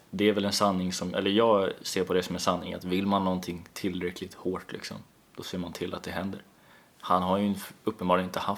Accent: Östersund, Jämtland, Sweden; born there; jag är ju född uppe i Norrland, det känner du till va?

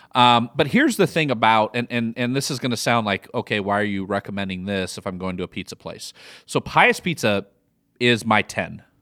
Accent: Midwest, United States; accent: Midwest; now in Austin, United States; my Midwest accent

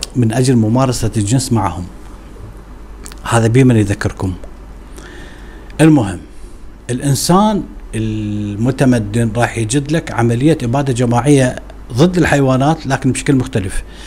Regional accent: Iraq; عندنا في العراق

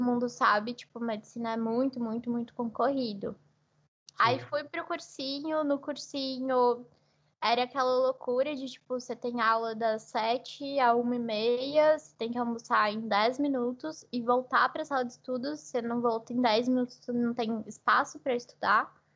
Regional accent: São José do Rio Preto, São Paulo, Brazil; moved away as an adult; also born or lived in Marília, Brazil; now in Portugal; eu nasci no interior de São Paulo, né, na cidade de Marília, mas eu cresci em São José do Rio Preto

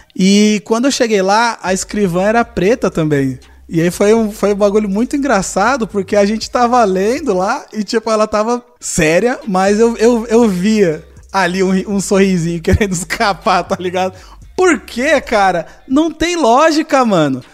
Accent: São Paulo, Brazil; eu que sou paulista

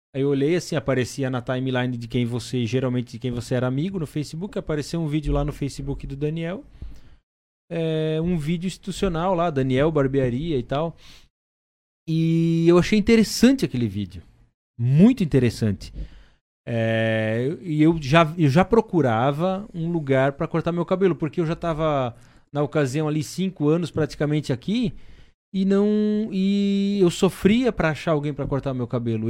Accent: Blumenau region, Santa Catarina, Brazil; moved away as an adult; also born or lived in Timbó; Eu sou lá da região de Blumenau

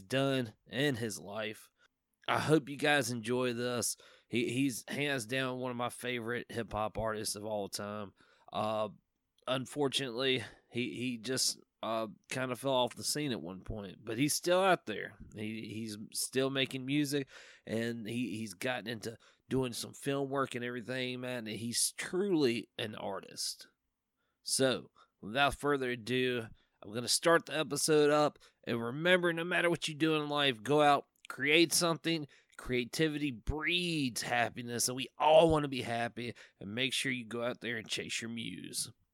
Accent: Virginia, United States; from Virginia, my home state

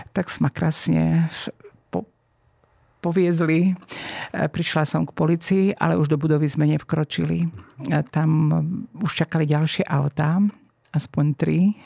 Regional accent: eastern Slovakia, Slovakia; moved away as an adult; also born or lived in Bratislava; Som z východného Slovenska

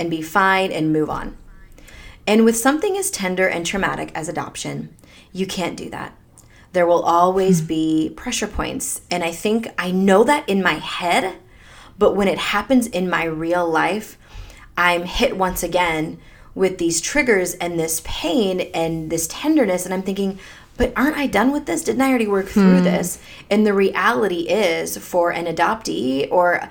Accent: United States; born or raised there; also born or lived in Delhi, India

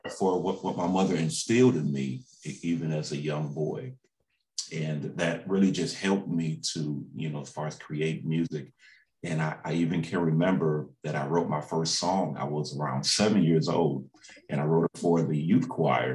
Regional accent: Waterbury, Connecticut, United States; growing up in Waterbury, Connecticut

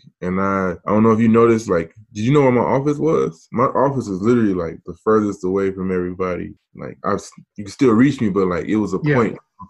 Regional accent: St. Petersburg, Florida, United States; moved away as an adult; also born or lived in Plainfield, Illinois; I was born and raised in St. Petersburg, Florida.

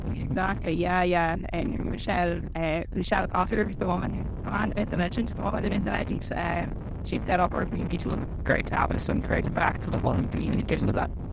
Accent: Galway, Connacht, Ireland; moved away as an adult; now in Uppsala, Sweden; from Galway, um, and I've just moved over to Uppsala for work

